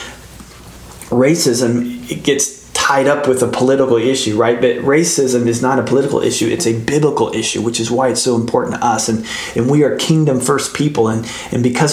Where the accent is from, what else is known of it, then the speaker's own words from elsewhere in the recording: United States; we're American